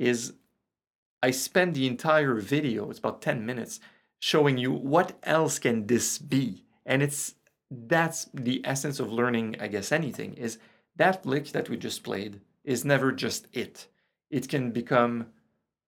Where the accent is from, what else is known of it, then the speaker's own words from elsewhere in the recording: Quebec, Canada; first language French; English is a second language; I'm Francophone, you hear that, I'm from Quebec, I'm from Canada